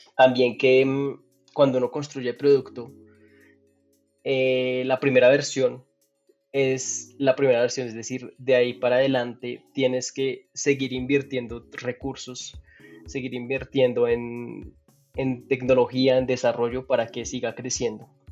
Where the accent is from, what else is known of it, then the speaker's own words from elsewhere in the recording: Pereira, Risaralda, Colombia; also born or lived in Dallas, United States; now in Bogotá, Colombia; Yo nací en Pereira, acá en Colombia, una ciudad no muy, no muy grande, una ciudad mediana